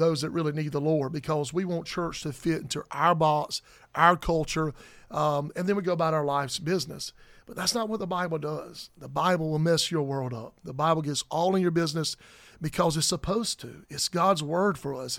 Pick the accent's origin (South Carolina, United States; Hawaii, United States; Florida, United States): South Carolina, United States; I'm from South Carolina